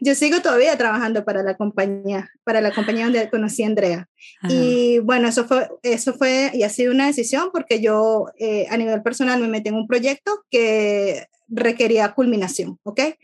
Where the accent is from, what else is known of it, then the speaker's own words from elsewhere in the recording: Venezuela; moved away as an adult; now in Ireland; soy venezolana, venezolana viviendo en Irlanda